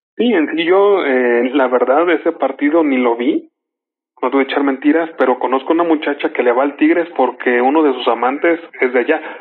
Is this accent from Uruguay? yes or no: no; Mexico; somos mexicanos y guadalupanos